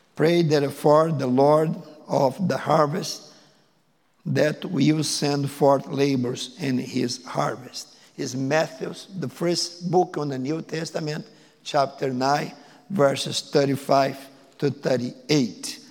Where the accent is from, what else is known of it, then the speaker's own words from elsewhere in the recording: Porto Alegre, Rio Grande do Sul, Brazil; English is a second language; moved away as an adult; now in United States; I am from Brazil, I and my wife. I was born in the big city, place called Porto Alegre